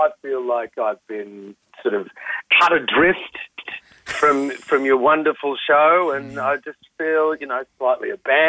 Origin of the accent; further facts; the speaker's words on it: Sydney, New South Wales, Australia; moved away as an adult; also born or lived in Melbourne; now in Sydney, Australia; packing up and heading back to Sydney, which is my hometown. But I moved away just over 20 years ago to go and do Blue Heelers down in Melbourne.